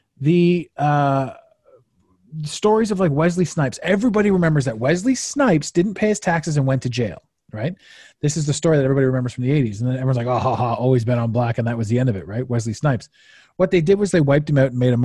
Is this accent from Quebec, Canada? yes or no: no; Ottawa, Ontario, Canada; moved away as an adult; I did the majority of my formative growing up in Ottawa